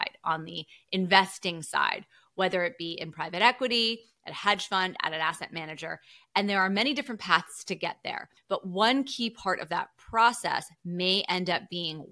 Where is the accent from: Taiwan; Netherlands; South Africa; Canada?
Canada; moved away; I'm from Canada, proud Canadian. But yeah, originally from Canada